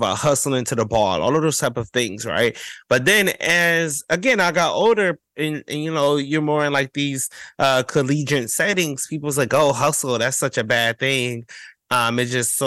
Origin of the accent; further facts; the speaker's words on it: Cleveland, Ohio, United States; as a queer kid, as a Black gay kid, right? Growing up in Cleveland, Ohio